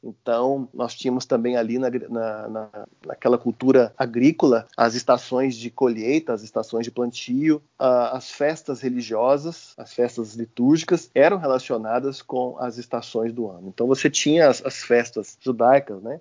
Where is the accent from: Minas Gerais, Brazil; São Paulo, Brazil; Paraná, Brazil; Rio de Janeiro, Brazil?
Minas Gerais, Brazil; Uberlândia; moved away as an adult; now in Goiânia, Brazil; Sou mineiro de Berlândia, estou em Goiás tem 15 anos. Cresci num, num, ambiente da Igreja Metodista, em Uberlândia